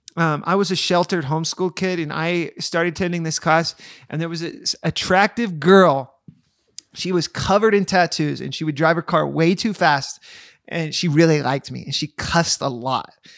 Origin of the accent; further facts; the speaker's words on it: Roaring Fork Valley, Colorado, United States; now in Newcastle, United States; I grew up in the Rolling Fork Valley, and then when I moved, when I was twenty